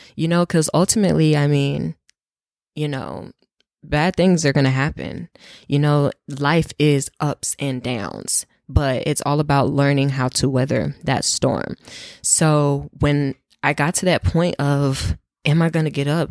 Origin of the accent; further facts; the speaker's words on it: North Carolina, United States; moved away as an adult; also born or lived in Ohio; now in Washington, D.C., United States; I'm from North Carolina. That is where I grew up. That's where I spent the most time. So that's my hometown